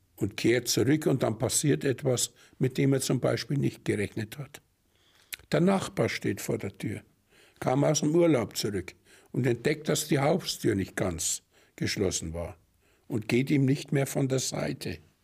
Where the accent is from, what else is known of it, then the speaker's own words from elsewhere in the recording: Germany; bei uns in Deutschland